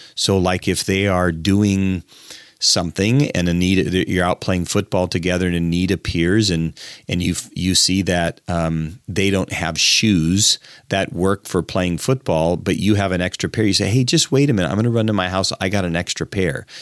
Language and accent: English; United States; as an American